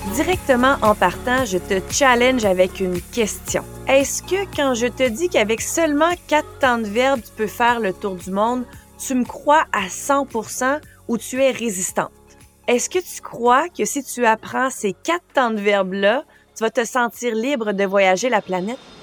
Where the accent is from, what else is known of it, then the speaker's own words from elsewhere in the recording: Quebec, Canada; first language French; moved away as an adult; J'ai quitté le Québec à l'âge de 18 ans